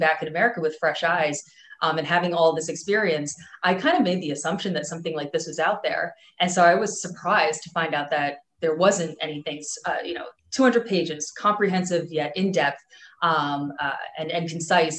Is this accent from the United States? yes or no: yes; New Jersey, United States; moved away as an adult; also born or lived in New York; now in Miami, United States; So I'm originally from New Jersey